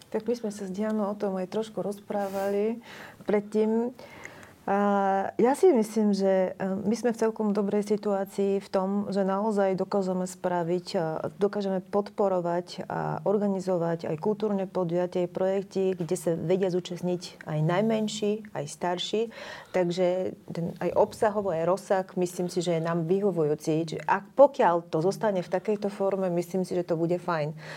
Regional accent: Bulgaria; Slovak is a second language; now in Slovakia; som bulharka, že som to povedala otvorene ešte hneď, keď bolo počuť môj prízvuk

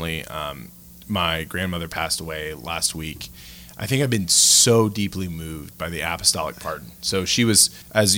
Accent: Louisiana, United States; moved away as an adult; now in Denver, United States; I immigrated from Louisiana

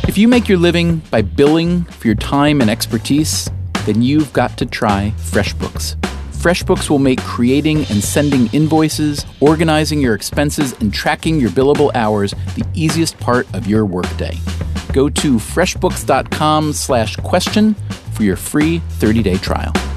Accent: upstate New York, United States; moved away as an adult; also born or lived in North Carolina; I grew up in upstate New York, so about one hundred fifty miles and many light years in terms of psyche removed from New York City

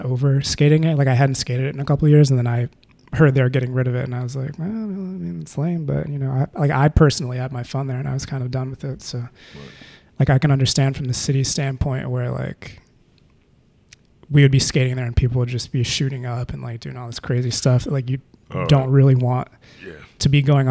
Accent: Maryland, United States; moved away as an adult; now in Philadelphia, United States; coming to Philly, because I'm from Maryland

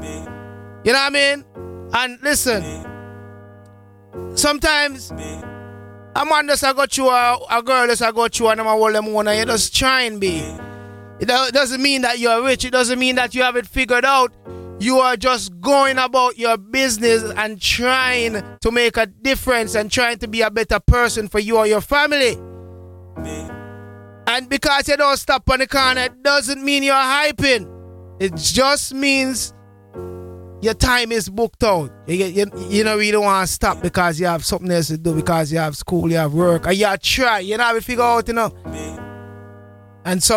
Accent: Jamaica; as a Jamaican, we grew up with the culture

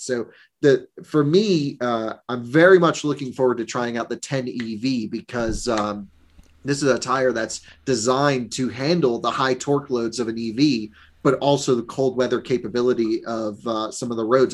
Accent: Vermont, United States; I grew up in Vermont.

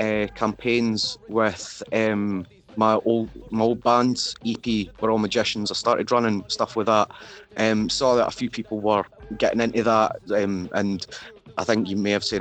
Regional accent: Fife, Scotland, United Kingdom; rapping in my own accent

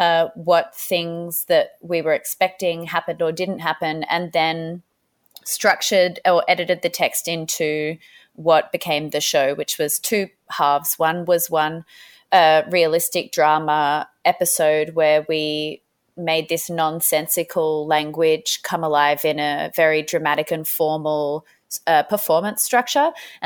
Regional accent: Sydney, New South Wales, Australia; But originally I am from Sydney, the Gadigal clan of the Eora Nation is the land from where I'm from.

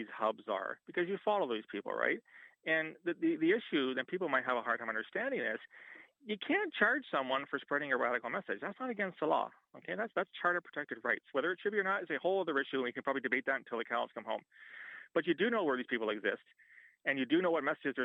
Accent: London, Ontario, Canada; I'm from London, which is not a great big town.

